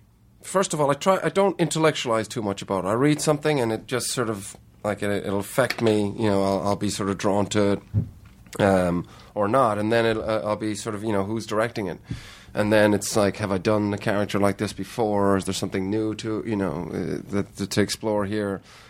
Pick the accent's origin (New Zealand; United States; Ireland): Ireland; also born or lived in Heidelberg, Germany; I was born in Heidelberg. And then we moved to Ireland when I was two.